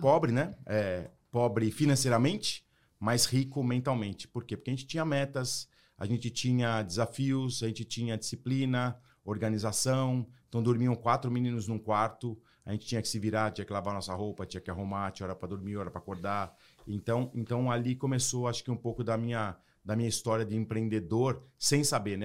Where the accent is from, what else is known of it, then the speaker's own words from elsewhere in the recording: Brazil; moved away as an adult; also born or lived in United States; now in Florida, United States; eu moro hoje nos Estados Unidos e num condomínio que tem vários judeus, e eu sou brasileiro.